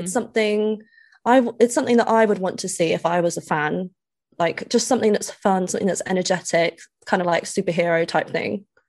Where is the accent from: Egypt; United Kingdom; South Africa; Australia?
United Kingdom; accent: posh; they say I have a posh accent